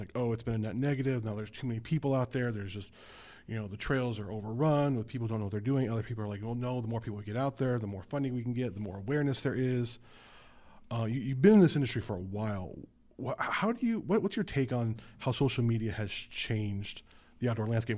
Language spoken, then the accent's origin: English; Las Vegas, Nevada, United States; moved away as an adult; also born or lived in Southern California; now in Southern Oregon, United States; I'm a city kid. I'm from Las Vegas in Southern California